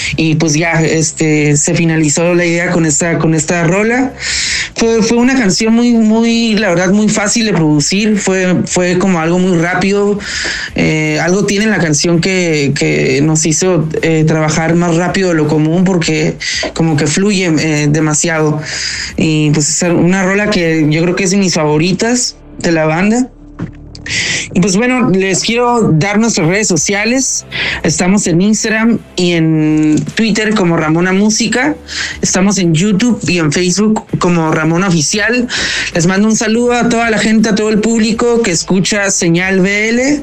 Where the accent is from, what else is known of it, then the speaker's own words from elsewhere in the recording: Tijuana, Baja California, Mexico; moved away as an adult; now in Mexico City, Mexico; somos de Tijuana, California